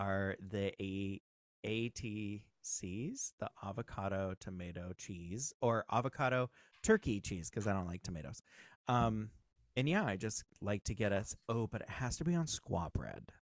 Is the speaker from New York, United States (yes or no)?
no; Southern California, United States; also born or lived in Ogden, Utah; I grew up here in Southern California.